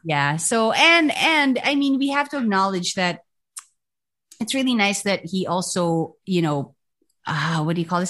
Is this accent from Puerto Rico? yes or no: no; Philippines; I'm proud of being a Filipino, I'm proud of our language, our music